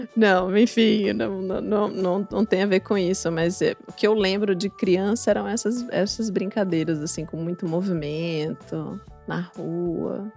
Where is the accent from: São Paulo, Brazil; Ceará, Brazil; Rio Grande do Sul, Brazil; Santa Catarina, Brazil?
São Paulo, Brazil; also born or lived in Juiz de Fora, Minas Gerais / Curitiba, Paraná; Morei lá até os oito anos e depois pra, vim para São Paulo, onde estou desde então